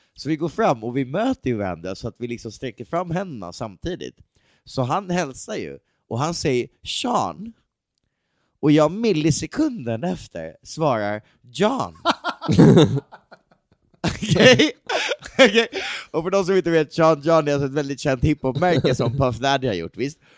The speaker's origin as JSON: {"language": "Swedish", "country": "Sweden", "said": "jag är svensk rappare"}